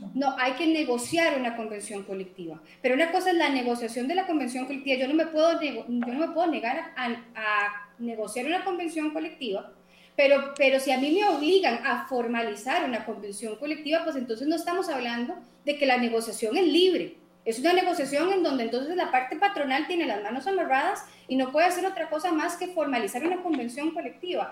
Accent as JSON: {"language": "Spanish", "country": "Costa Rica", "said": "yo como costarricense"}